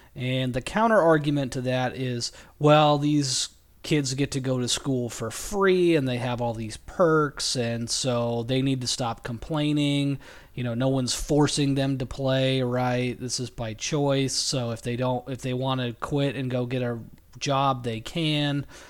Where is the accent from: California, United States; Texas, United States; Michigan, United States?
California, United States; I'm from California